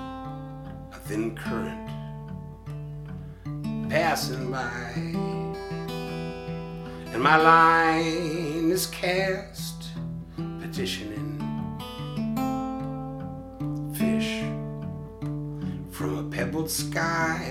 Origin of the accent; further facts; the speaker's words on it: Peterborough, Ontario, Canada; I was born in Peterborough